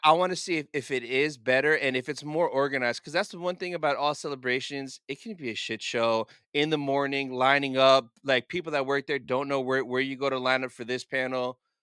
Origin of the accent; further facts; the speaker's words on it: United States; I'm an American guy in a foreign country in Europe